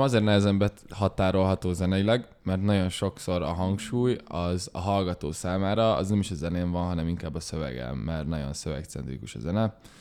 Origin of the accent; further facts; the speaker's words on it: Budapest, Hungary; also born or lived in Esztergom; budapestiek vagyunk